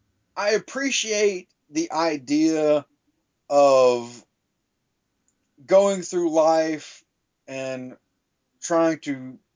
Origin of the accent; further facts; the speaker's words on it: the South, United States; growing up in the South, it's always, God's going to kill you.